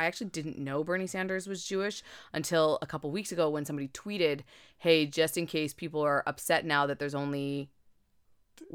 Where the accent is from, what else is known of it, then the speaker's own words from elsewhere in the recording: Canada; Does anybody outside of Canada know how much we have an affinity with the Netherlands